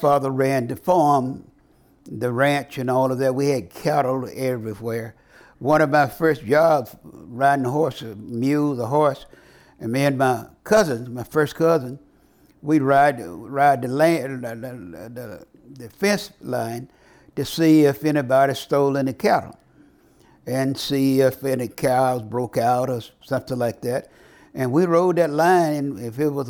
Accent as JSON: {"language": "English", "town": "Marion", "region": "Louisiana", "country": "United States", "tie": "born or raised there"}